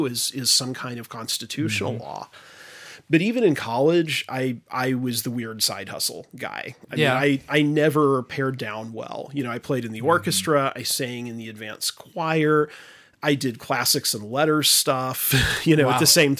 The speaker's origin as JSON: {"language": "English", "region": "Oklahoma", "country": "United States", "tie": "born or raised there", "moved": "as an adult", "lives_now": "Wisconsin, United States", "said": "I grew up in Oklahoma."}